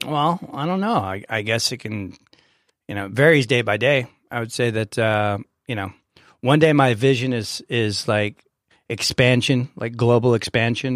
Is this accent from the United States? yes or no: yes; San Diego, California, United States; I was born and raised here in San Diego